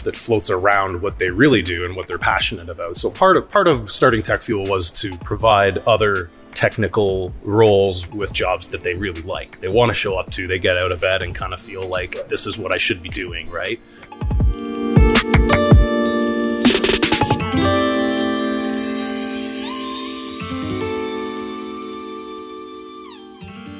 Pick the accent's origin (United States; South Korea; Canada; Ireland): Canada; Woodstock, Ontario; moved away as an adult; also born or lived in London, England; in my hometown of Woodstock. So I was raised in a small business family